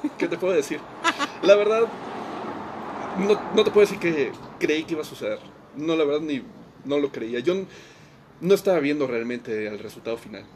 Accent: Mexico; moved away as an adult; now in Austria; como músico mexicano en México

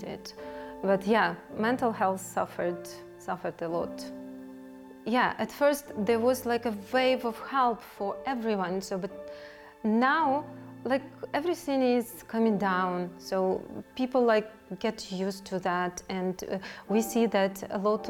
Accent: Kyiv, Ukraine; moved away as an adult; now in Slovakia; I'm from Ukraine. I lived in Kyiv before arriving in Slovakia

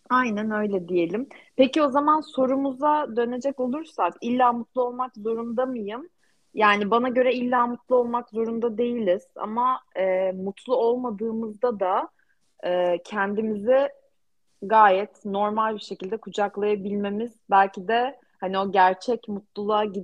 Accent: Turkey; ben de Türk'üm ve ben çok mutluyum Türk olmaktan

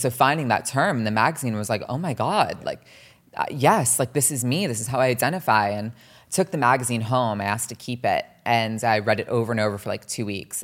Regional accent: New Jersey, United States; also born or lived in Los Angeles / Millburn and Short Hills, New Jersey; growing up in New Jersey

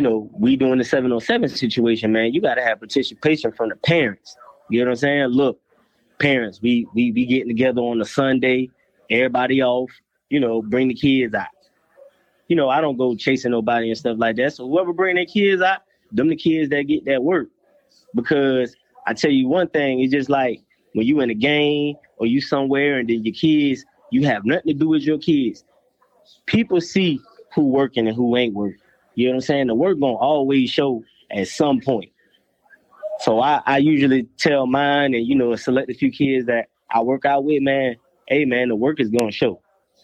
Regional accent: Jacksonville, Florida, United States; Right now, I'm in Jacksonville. This is where I stay. It's my hometown. I love my city.

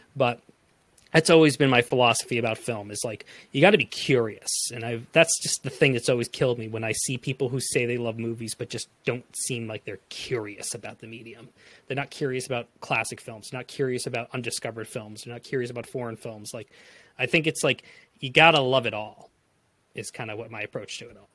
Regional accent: Framingham, Massachusetts, United States; I am from Framingham, Massachusetts

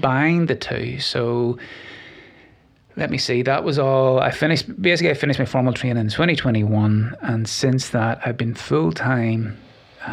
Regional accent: Glenarm, Northern Ireland, United Kingdom; moved away as an adult; now in Nashville, United States; I come from a little village called Glenarm in the north of Ireland. It's about 30 miles north of Belfast. I grew up there and loved it.

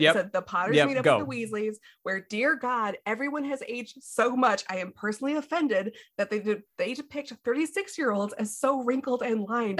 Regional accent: Midwest, United States; we're from the Midwest

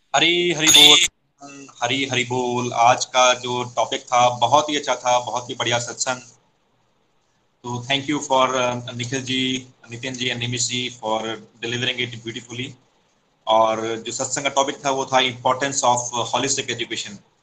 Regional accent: Himachal Pradesh, India; मैं भी हिमाचल से आता हूँ

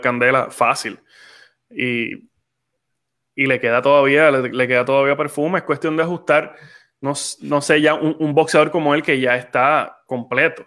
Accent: Puerto Rico

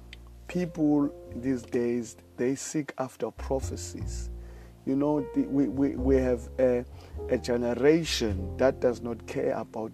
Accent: South Africa; I live in South Africa. I'm from South Africa

